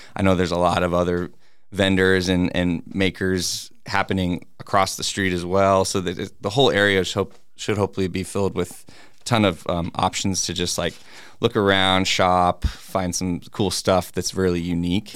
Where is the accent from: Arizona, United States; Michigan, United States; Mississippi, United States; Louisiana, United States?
Arizona, United States; Peoria; also born or lived in Phoenix, Arizona / Glendale, Arizona; I was born in Phoenix, and then um, my family lived mostly in Glendale and Peoria, kind of just you know between those two areas, like a little bit in Glendale, and then mostly pretty much I grew up in the the right behind Skyview Elementary